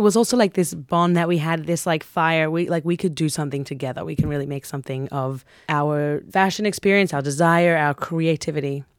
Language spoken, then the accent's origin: English; Sydney, New South Wales, Australia; We grew up in Coogee Beach in Australia